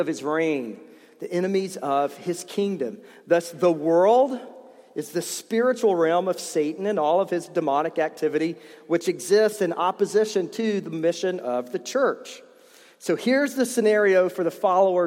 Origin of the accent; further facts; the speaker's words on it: East Tennessee, United States; I grew up in East Tennessee